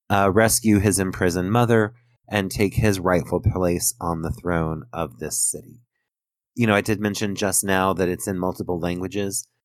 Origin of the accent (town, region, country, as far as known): United States